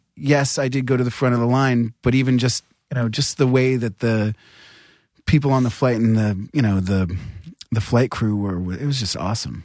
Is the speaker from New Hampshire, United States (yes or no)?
yes; New Hampshire, United States; I'm from New Hampshire, which isn't that violent